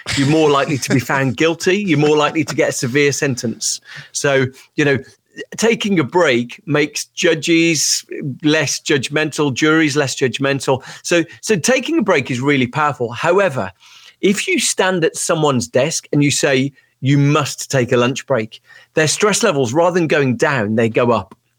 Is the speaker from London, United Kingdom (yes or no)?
no; Birmingham, West Midlands, United Kingdom; I'm from Birmingham, U K